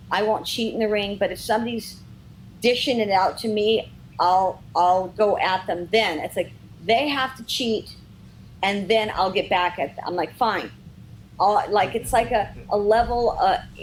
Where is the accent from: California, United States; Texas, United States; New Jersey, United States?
California, United States; Redondo Beach; I grew up in Redondo Beach